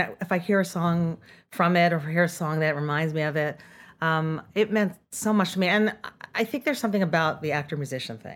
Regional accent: Rockland County, New York, United States; I grew up in Rockland County

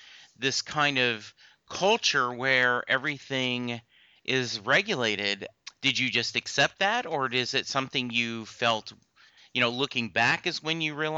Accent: the South, United States; also born or lived in Louisiana; You know, I grew up in the South. My dad was in the Army. We moved around a lot.

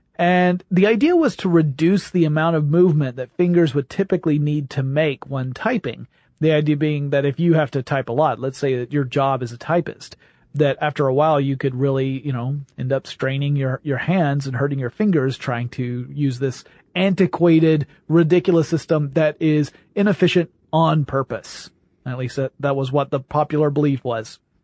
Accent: the South, United States; I'm from the South.

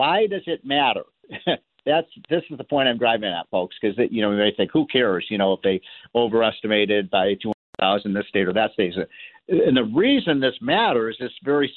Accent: Illinois, United States; my home state of Illinois

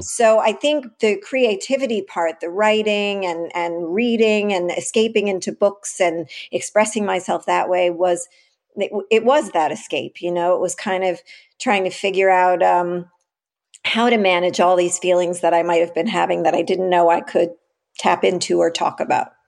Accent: New York City, New York, United States; I grew up in the West Village in the, you know, late seventies, early eighties, nineties

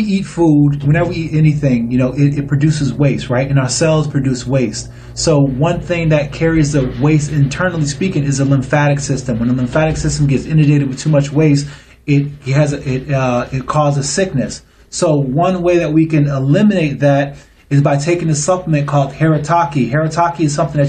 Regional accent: Niagara Falls, New York, United States; I am from Niagara Falls, but I have kids who live in Illinois

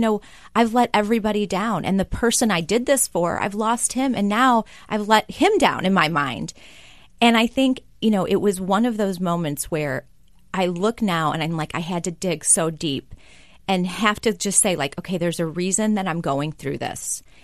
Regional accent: Kenosha, Wisconsin, United States; I grew up in Kenosha, Wisconsin

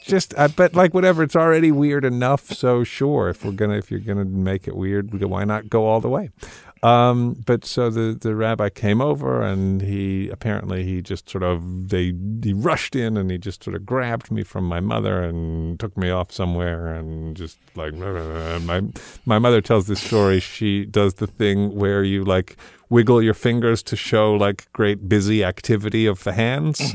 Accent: London, United Kingdom; I was born in London, England

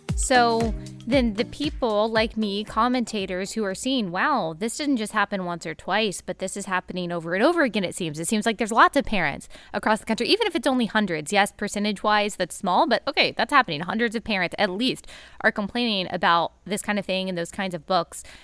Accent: Texas, United States; I grew up in Texas

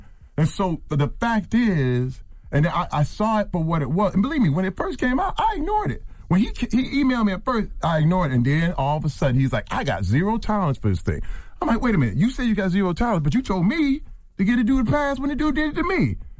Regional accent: Flint, Michigan, United States; I'm from Flint, Michigan.

